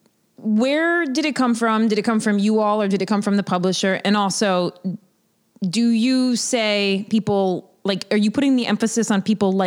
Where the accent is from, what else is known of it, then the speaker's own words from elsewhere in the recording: United States; we come from America where we just don't do porridge well